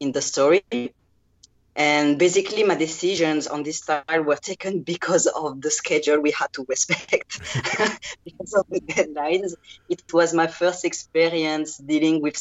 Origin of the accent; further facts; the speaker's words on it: France; accent: French; English is a second language; my terrible French accent, because I'm not a native English speaker